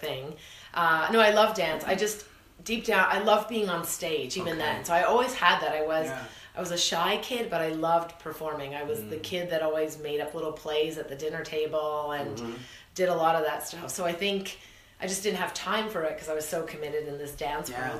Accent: Kitchener, Ontario, Canada; moved away as an adult; also born or lived in Toronto; I moved from Kitchener-Waterloo area when I was 19. I moved to Toronto

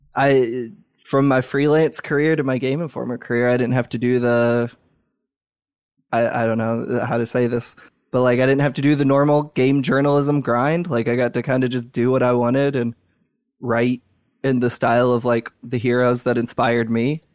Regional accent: Louisville, Kentucky, United States; my hometown, Louisville, Kentucky, the greatest city and the greatest state on earth

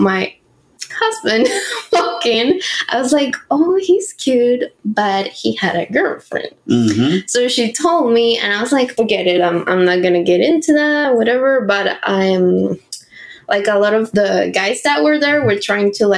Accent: Venezuela; moved away as an adult; now in United States; we're both from Venezuela

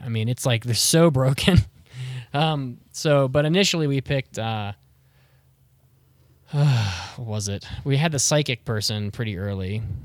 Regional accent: West Virginia, United States; I grew up in West Virginia

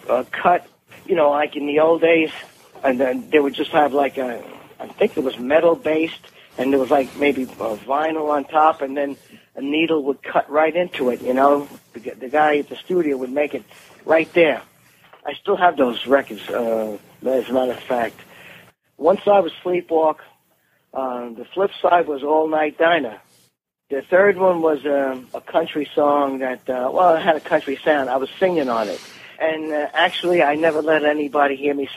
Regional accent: New York City, New York, United States; I was a kid from Brooklyn.

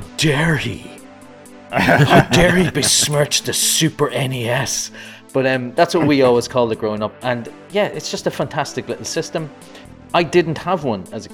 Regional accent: Ireland; I'm Irish

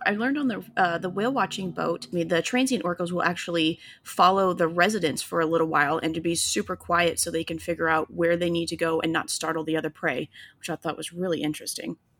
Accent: Illinois, United States; now in Florida, United States; we live down in Florida now, but I'm originally from Illinois

